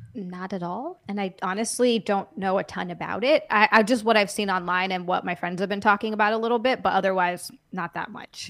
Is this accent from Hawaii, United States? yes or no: yes; Hawaii, United States; now in Los Angeles, United States; I'm originally from Hawaii where it's very tropical